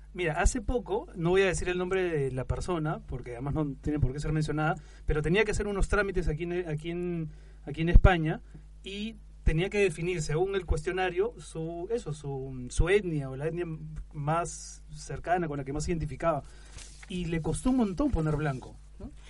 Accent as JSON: {"language": "Spanish", "country": "Peru", "moved": "yes", "lives_now": "Spain", "said": "somos peruanos, seguimos siendo, por supuesto, parte del Perú"}